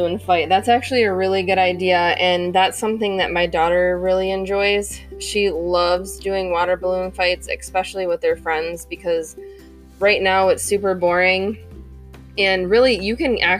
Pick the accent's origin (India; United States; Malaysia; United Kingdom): United States; Michigan; I'm from Michigan.